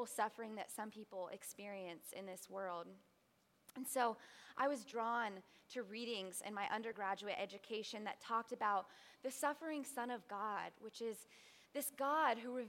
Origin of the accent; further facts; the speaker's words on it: Tampa, Florida, United States; moved away as an adult; I was born here in Tampa, Florida, about 30 minutes away from here in the Lutz area, and so I am so happy to spend the summer in my hometown